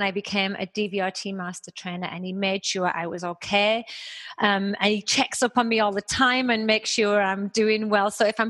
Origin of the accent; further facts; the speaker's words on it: United Kingdom; also born or lived in Toronto, Canada; now in Houston, United States; I'm British